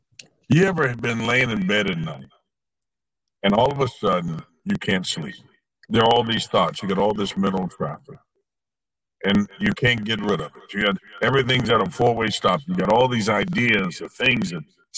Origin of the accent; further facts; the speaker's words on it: Anderson, Indiana, United States; I was born in Anderson, Indiana, and I was the only child.